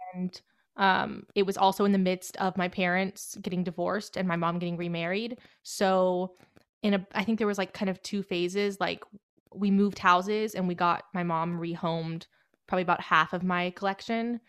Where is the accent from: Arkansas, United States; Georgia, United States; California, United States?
Georgia, United States; Marietta; I'm from the Metro Atlanta area, Marietta